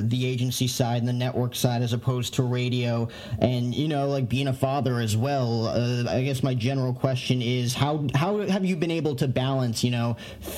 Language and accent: English; northern New Jersey, United States; moved away as an adult; now in Phoenix, United States; growing up in northern New Jersey